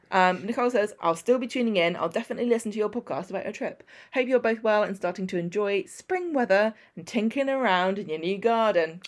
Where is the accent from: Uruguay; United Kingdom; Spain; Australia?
United Kingdom; England; I'm English